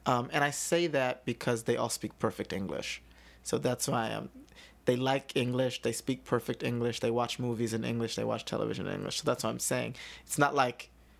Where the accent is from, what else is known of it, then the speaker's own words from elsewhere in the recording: New York City, New York, United States; also born or lived in Germany / Chicago / Sweden; I'm from the Bronx